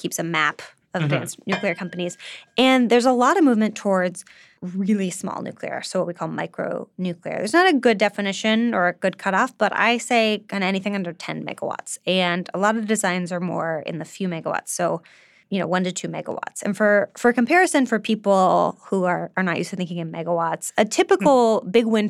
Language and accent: English; California, United States; I'm from California